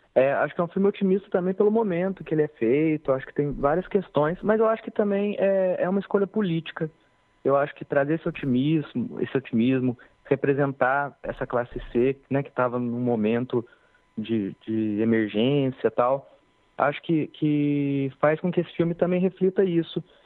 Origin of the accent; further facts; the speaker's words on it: Pouso Alegre, Minas Gerais, Brazil; moved away as an adult; now in Cachoeira, Brazil; eu sou de Pouso Alegre